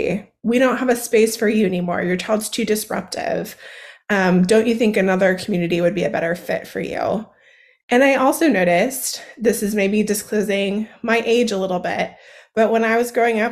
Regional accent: Seattle, Washington, United States; So I grew up on the West Coast of the United States in the Seattle, Washington area.

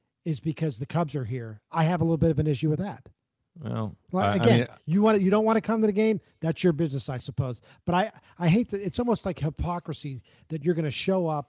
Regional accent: Pittsburgh, Pennsylvania, United States; now in Tampa Bay, United States; I'm from Pennsylvania. I'm from Pittsburgh

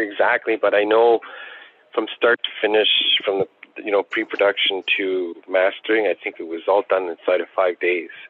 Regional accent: Attawapiskat, Ontario, Canada; growing up in Attawapiskat

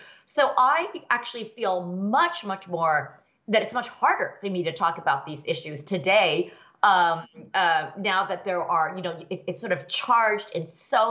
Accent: Indiana, United States; first language Chinese; moved away; also born or lived in California; when I was growing up in the Midwest in the 70s and then California in the 80s, in the Midwest, I was the only Asian American in my entire class, maybe the entire school. We were in Indiana

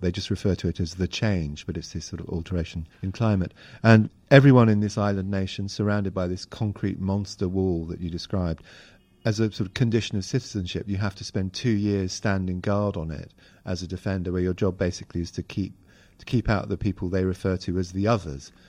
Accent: Hong Kong; moved away; I grew up in Hong Kong

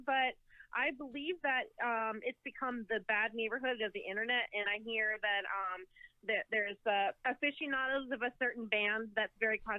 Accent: Colorado, United States; moved away as an adult; also born or lived in Denver, Colorado; now in Los Angeles, United States; I grew up in Colorado, actually. I lived in Denver until very recently. Now I'm living in the LA area.

